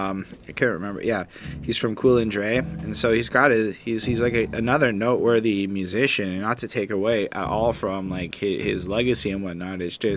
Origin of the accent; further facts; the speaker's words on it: Buffalo, New York, United States; we're all from Buffalo, New York.